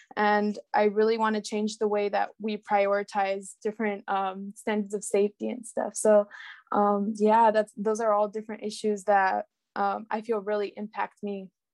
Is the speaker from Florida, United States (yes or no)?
no; Salinas, California, United States; I'm from Salinas, California, which is in the Central